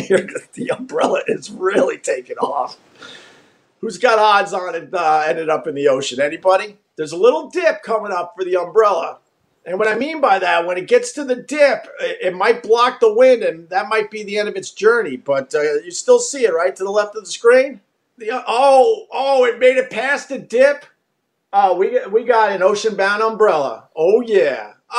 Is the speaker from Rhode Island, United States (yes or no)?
no; New York, United States; accent: Long Island; I would play back the tape and I would hear the words that just didn't sound like words because of my Long Island accent.